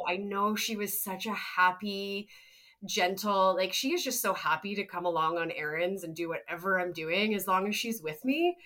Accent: Canada; we're from Canada

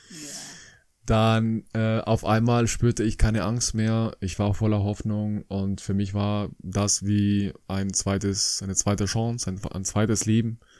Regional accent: Colombia; now in Germany; ich komme aus Kolumbien ursprünglich, ein schönes Land ähm, am Norden von Südamerika. Ich kam nach Deutschland in 2003

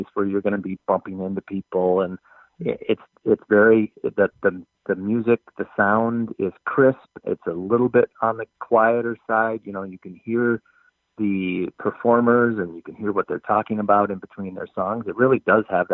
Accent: Minnesota, United States; I'm originally from Minnesota, born and raised, and I actually live in the neighborhood.

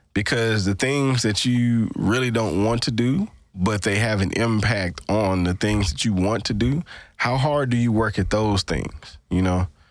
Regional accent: Greenville, Mississippi, United States; we were both from the Delta, Mississippi Delta

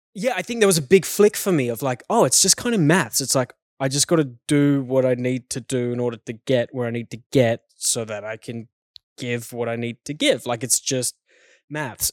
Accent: South Africa; growing up in South Africa as a kid

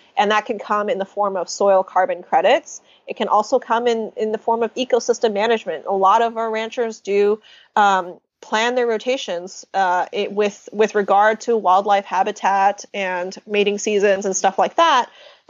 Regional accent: United States; So I'm Chinese American.

